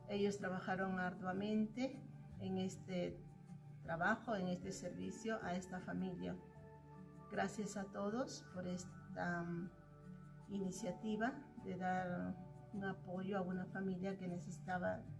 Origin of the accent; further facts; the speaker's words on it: Peru; misionera peruana de la comunidad misionera de Villarregia